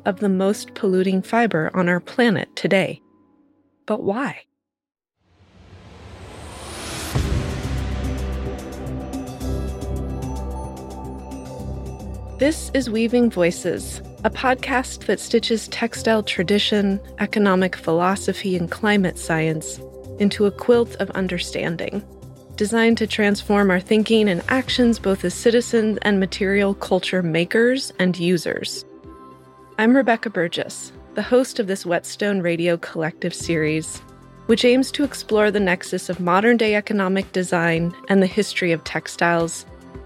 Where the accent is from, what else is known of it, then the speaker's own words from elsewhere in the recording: California, United States; my home state of California